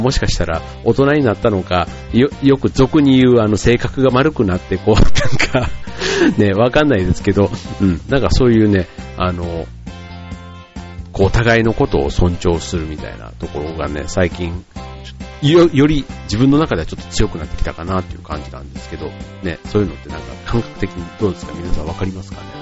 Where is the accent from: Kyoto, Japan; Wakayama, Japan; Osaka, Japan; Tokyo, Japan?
Osaka, Japan; 僕は大阪出身なんですよね。